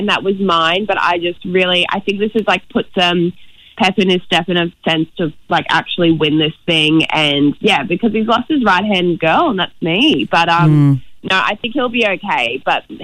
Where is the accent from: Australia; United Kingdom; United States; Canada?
Australia; Brisbane, Queensland; We're both from Brisbane